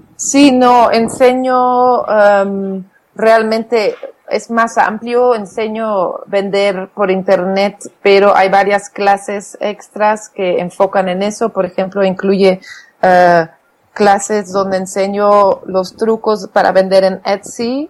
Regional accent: Flanders, Belgium; first language Flemish; Spanish is a second language; now in Oaxaca, Mexico; mi idioma natal es el flamenco

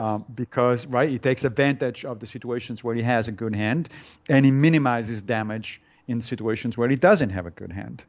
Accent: Italy; moved away; I was born in Italy

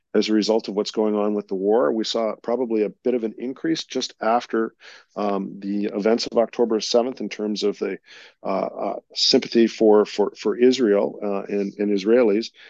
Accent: Canada; proud as a Canadian

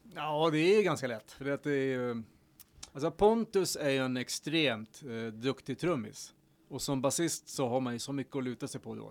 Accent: Horndal, Dalarna County, Sweden; Horndal, där växte jag upp och lärde mig mycket

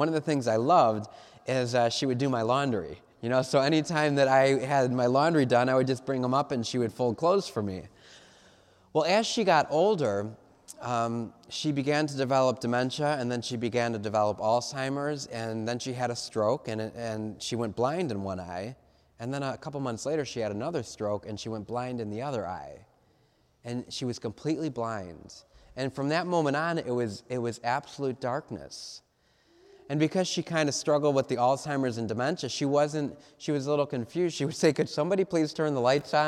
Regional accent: Cleveland, Ohio, United States; I'm from Cleveland

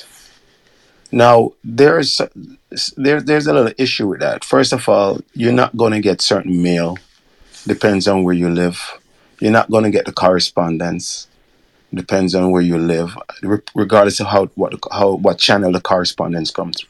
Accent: Kingston, Jamaica; moved away; growing up in Jamaica, especially I'm from Waterhouse, and I was born in Waterhouse

